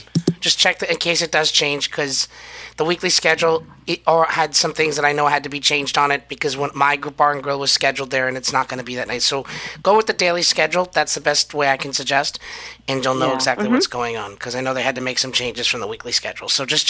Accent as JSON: {"language": "English", "region": "New York", "country": "United States", "said": "New York."}